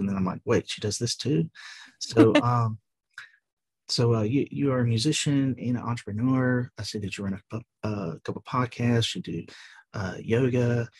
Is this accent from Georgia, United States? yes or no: yes; South Georgia, United States; I'm in South Georgia. So you're like, for me, Northwest, and I'm right above Florida, like literally.